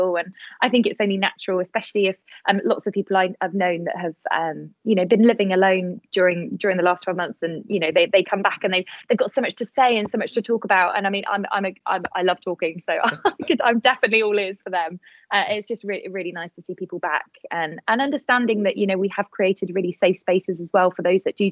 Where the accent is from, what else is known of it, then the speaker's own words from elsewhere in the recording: Bath, South West England, United Kingdom; now in Bournemouth, United Kingdom; I was born in Bath